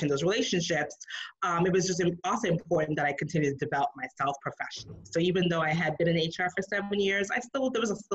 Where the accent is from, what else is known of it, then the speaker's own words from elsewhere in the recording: New York City, New York, United States; moved away as an adult; now in Atlanta, United States; I grew up in New York City, very fast paced city, of course.